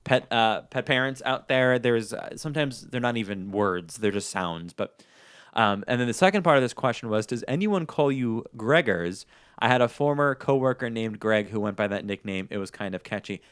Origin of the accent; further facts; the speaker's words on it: New York, United States; moved away; I'm originally from New York